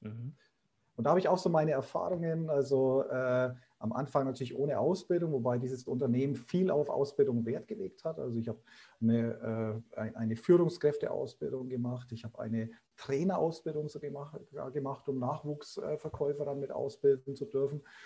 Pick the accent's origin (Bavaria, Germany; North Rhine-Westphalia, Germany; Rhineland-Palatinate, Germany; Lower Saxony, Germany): Bavaria, Germany; Bayreuth; accent: Upper Franconian; ich bin waschechter Oberfranke, also komme aus Bayreuth, wie man hört